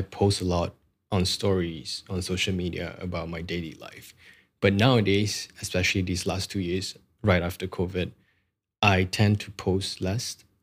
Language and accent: English; Malaysia; English is a second language; we are Malaysian